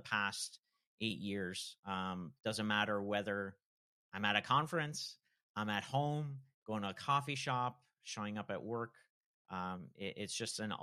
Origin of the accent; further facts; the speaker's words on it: Toronto, Ontario, Canada; I hail from Toronto, Canada